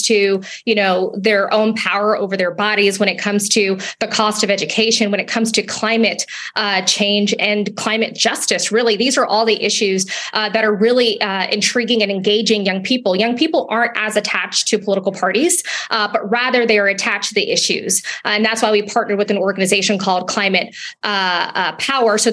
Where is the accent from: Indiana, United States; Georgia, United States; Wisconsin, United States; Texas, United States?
Georgia, United States; Atlanta; I'm from Atlanta, Georgia